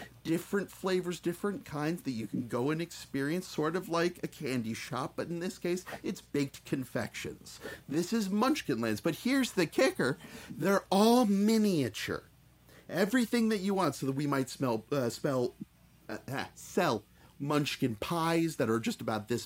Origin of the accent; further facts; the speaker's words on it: Southern California, United States; I grew up in Southern California